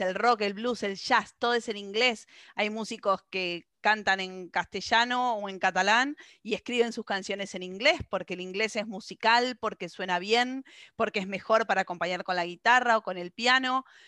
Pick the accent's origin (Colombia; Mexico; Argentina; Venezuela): Argentina; como decimos los argentinos